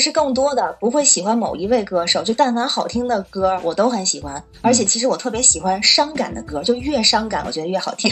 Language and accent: Chinese; Tianjin, China; now in Beijing, China; 我是天津人，住在北京。呃，我是做国际中文教育，就是面向海外的学生做中文教学，还有文化推广，还有培训一些中文老师这样